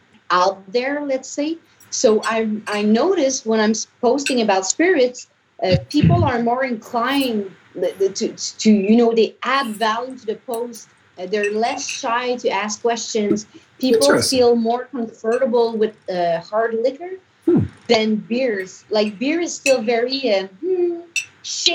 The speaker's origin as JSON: {"language": "English", "country": "Canada", "said": "I'm from Canada"}